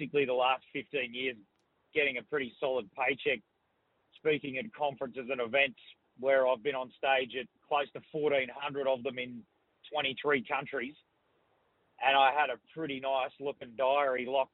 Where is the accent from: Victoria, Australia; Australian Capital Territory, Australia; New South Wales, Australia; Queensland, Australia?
Queensland, Australia; Brisbane; being from Brisbane